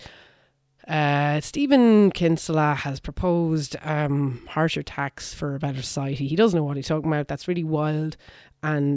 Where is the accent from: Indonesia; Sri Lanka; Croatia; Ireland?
Ireland; I'm 42. I grew up in Ireland.